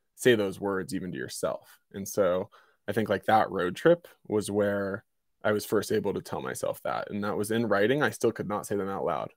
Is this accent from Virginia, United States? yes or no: yes; Virginia, United States; moved away as an adult; also born or lived in Colorado; now in Jackson, Wyoming, United States; I'm originally from Virginia